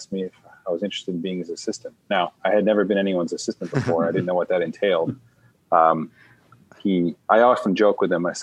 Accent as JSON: {"language": "English", "town": "Buffalo", "region": "New York", "country": "United States", "tie": "born or raised there", "moved": "as an adult", "lives_now": "California, United States", "said": "I grew up in Buffalo, New York, played hockey my whole life"}